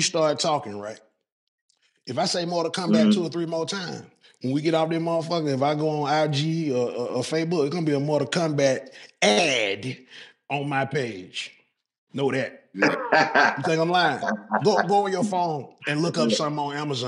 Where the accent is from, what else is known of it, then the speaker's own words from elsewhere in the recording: Atlanta, Georgia, United States; I was born at Southwest Atlanta Community Hospital